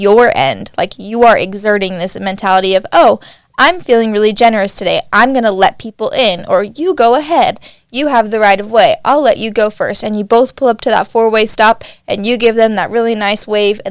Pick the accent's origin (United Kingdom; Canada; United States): United States; Nevada; now in Utah, United States; I'm from Nevada